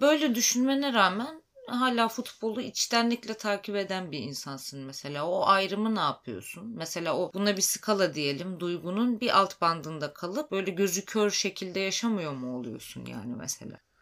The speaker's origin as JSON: {"language": "Turkish", "region": "Black Sea Region", "country": "Turkey", "said": "Karadenizliyim ben"}